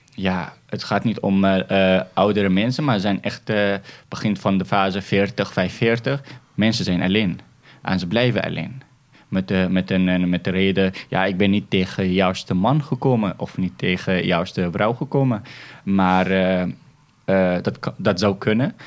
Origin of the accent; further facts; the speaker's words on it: Syria; now in Netherlands; wij als Syriërs